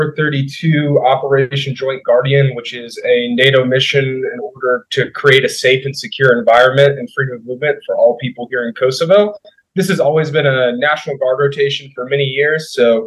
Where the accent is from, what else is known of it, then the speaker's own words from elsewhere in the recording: Houston, Texas, United States; So I'm originally from Houston, Texas as well. Meyerland area, Jewish community there. Went to Bel Air High School.